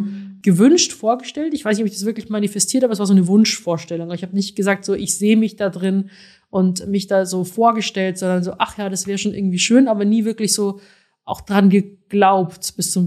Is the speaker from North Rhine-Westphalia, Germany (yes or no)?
no; Rosenheim, Bavaria, Germany; now in Berlin, Germany; ich komme aus Rosenheim